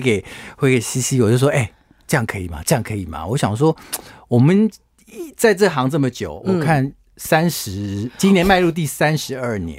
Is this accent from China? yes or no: no; Taiwan; also born or lived in Hong Kong; 我们台湾人